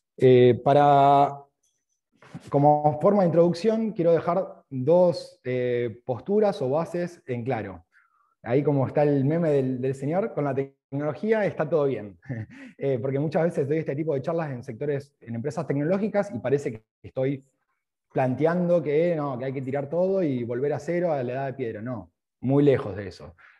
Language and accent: Spanish; Rosario, Santa Fe, Argentina; also born or lived in Australia; Cuando llego aquí a Argentina, a Rosario, yo soy de Rosario